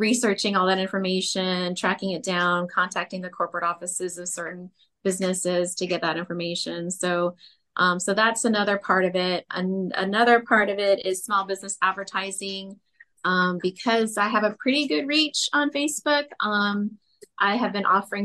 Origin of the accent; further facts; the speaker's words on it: Harlingen, Texas, United States; also born or lived in Austin, Texas / Dallas, Texas / Houston, Texas; I was born in Harlingen, raised in Harlingen